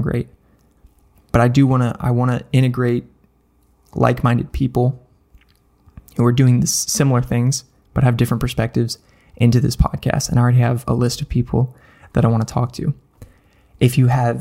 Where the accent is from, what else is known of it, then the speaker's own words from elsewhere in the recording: Nashville, Tennessee, United States; Nashville, my hometown